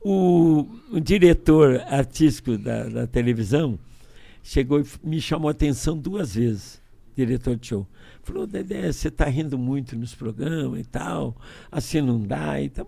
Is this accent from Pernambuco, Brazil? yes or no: no; Niterói, Rio de Janeiro, Brazil; moved away; also born or lived in Brasília; tenho cara de baiano, nome de alemão e nasci em Niterói